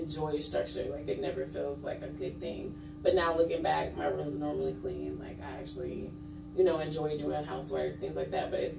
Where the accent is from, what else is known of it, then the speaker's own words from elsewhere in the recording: Lithonia, Georgia, United States; moved away as an adult; now in Kennesaw, United States; I'm from Lithonia